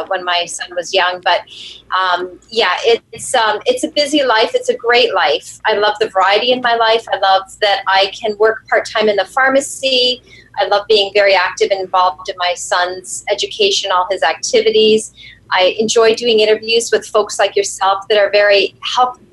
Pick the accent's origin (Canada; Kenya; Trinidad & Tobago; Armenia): Canada; I'm Canadian